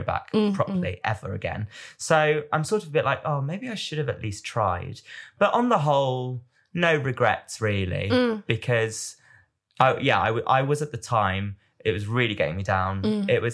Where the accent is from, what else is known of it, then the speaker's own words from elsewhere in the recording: United Kingdom; I'm British